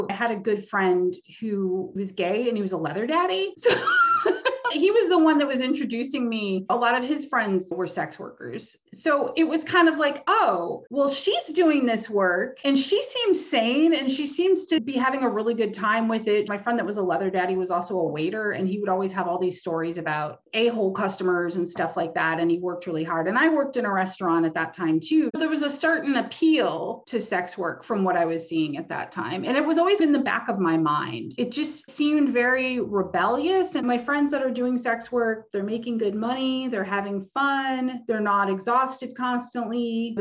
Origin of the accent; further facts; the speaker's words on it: Detroit, Michigan, United States; I grew up in the Detroit area